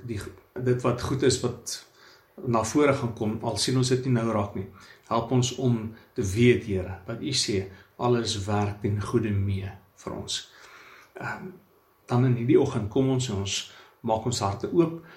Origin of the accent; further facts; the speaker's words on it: South Africa; ons as blanke Suid-Afrikaners